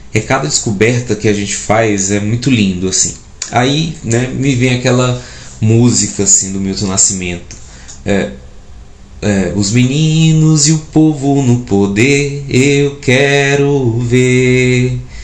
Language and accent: Portuguese; Parnaíba, Piauí, Brazil; moved away as an adult; now in Goiás, Brazil; eu sou nascido e educado em Parnaíba, no Piauí